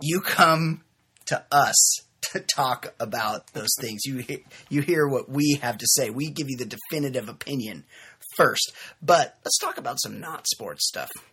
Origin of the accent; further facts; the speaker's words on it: Costa Mesa, California, United States; I was in my hometown of Costa Mesa, California